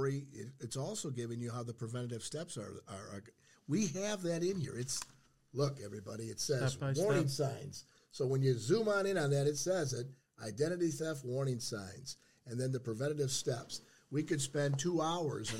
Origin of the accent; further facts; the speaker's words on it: St. Clair Shores, Michigan, United States; I grew up in St. Clair Shores near the water